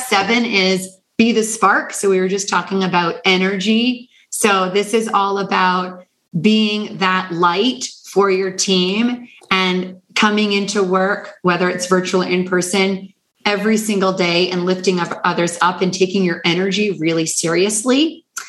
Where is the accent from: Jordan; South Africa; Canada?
Canada; I'm from Canada